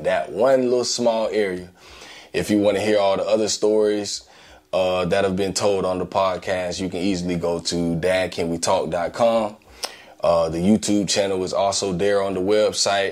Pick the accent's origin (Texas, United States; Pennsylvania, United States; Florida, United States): Florida, United States; Gainesville; growing up in Gainesville, Florida